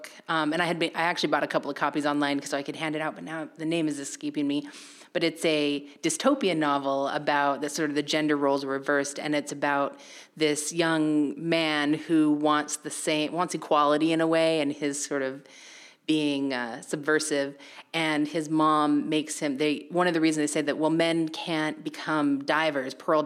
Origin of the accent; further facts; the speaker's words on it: Idaho, United States; now in New Bedford, United States; growing up in Idaho, I lived in a very, let's say, traditional atomic family